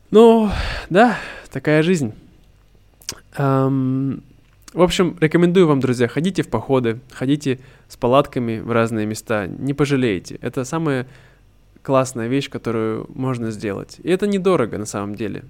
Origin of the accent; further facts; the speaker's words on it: Irkutsk, Irkutsk Oblast, Russia; moved away; недалеко от э, Иркутска, от моего родного города